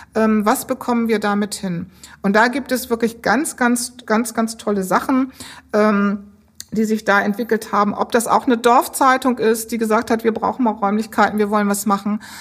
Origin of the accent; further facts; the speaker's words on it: Bremen, Germany; moved away; Ich bin ähm, eigentlich geboren in Bremen